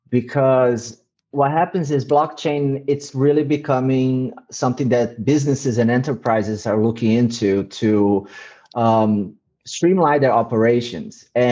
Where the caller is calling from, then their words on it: Eindhoven, North Brabant, Netherlands; I'm in Eindhoven, the south of the Netherlands, from lockdown.